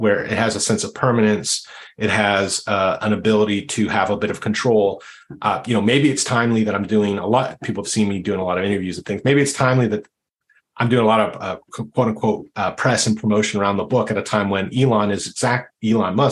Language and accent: English; Canada; I'm Canadian